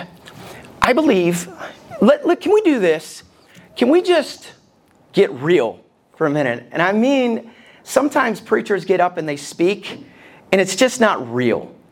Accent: Alabama, United States; I grew up in Alabama

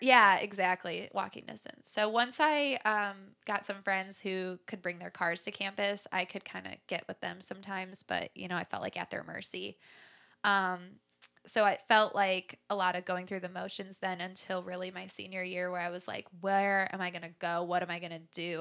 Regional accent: Chicago area, Illinois, United States; I was born near the Chicago area, and I grew up there

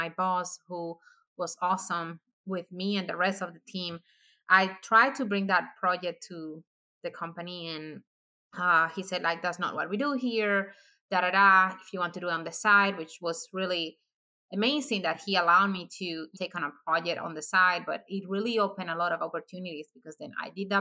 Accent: Dominican Republic; moved away as an adult; now in United States; I am originally from the Dominican Republic. I came to the United States in 2015 because I married my husband

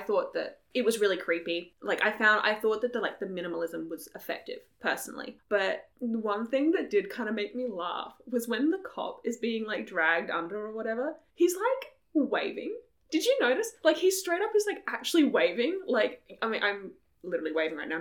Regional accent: Australia; we come from Australia.

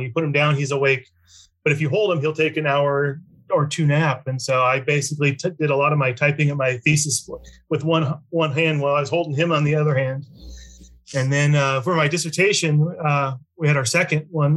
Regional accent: Lincoln, Nebraska, United States; I grew up in Lincoln, Nebraska

